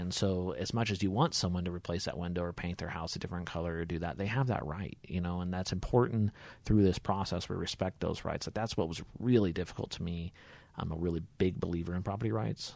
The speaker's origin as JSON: {"language": "English", "town": "Hutchinson", "region": "Kansas", "country": "United States", "tie": "born or raised there", "also_born_or_lived": "Topeka, Kansas", "moved": "as an adult", "lives_now": "Larned, United States", "said": "originally born and raised in Hutchinson, Kansas"}